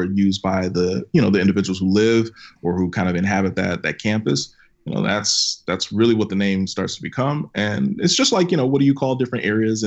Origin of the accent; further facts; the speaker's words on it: Minnesota, United States; I'm from Minnesota